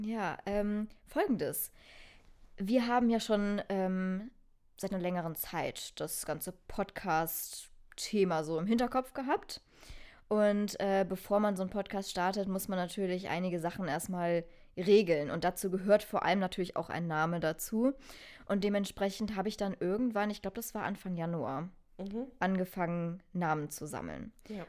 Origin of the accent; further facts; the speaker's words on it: Germany; Ich bin eine richtige Almankartoffel